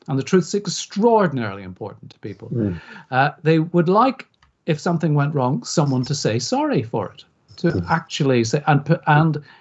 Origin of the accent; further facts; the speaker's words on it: Belfast, Northern Ireland, United Kingdom; now in England, United Kingdom; I grew up on the Falls Road in Belfast, went to school on the Falls Road in Belfast